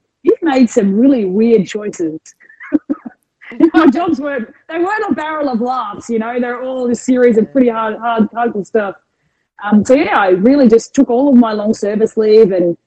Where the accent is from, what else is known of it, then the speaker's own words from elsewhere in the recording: Adelaide, South Australia, Australia; moved away as an adult; also born or lived in Arizona / United Kingdom; now in Melbourne, Australia; born and raised in Adelaide